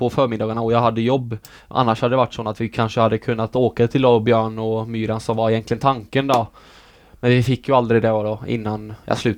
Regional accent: Sweden; born there; jag ville representera det landet som jag är född i liksom. Utan jag vill inte representera Norge för jag är ju inte norsk.

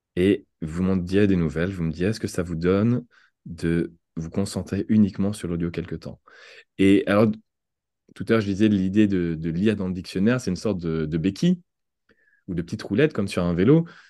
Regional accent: France; accent: French; en, tant que Français

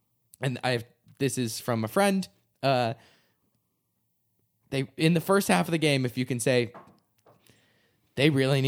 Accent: New England, United States; I mean, I'm from New England. And I'm a Patriots fan.

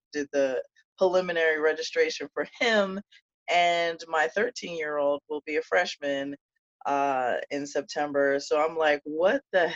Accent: New Jersey, United States; also born or lived in Marlton; I grew up in South Jersey

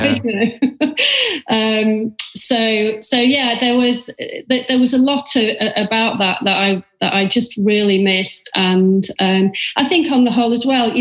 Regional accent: Manchester, North West England, United Kingdom; moved away as an adult; also born or lived in Sydney, Australia

